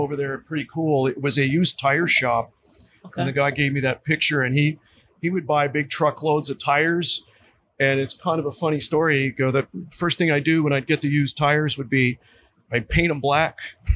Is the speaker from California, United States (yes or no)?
no; Pennsylvania, United States; moved away; I grew up in Pennsylvania